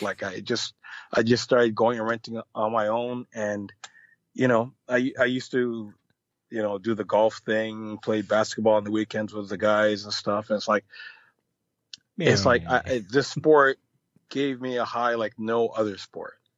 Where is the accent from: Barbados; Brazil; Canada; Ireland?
Canada; also born or lived in Jamaica; I am Canadian